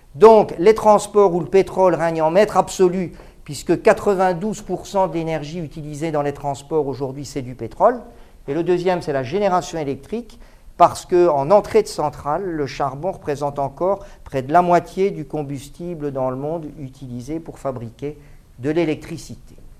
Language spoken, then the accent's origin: French; Mons, Wallonia, Belgium; now in Paris, France; j'ai quitté Mons en 1979. depuis euh, je vis à Paris